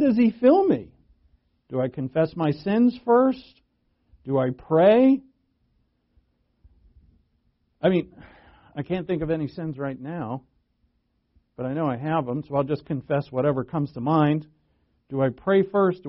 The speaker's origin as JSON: {"language": "English", "region": "Rhode Island", "country": "United States", "tie": "born or raised there", "said": "I'm from New England. I'm born and raised in Rhode Island"}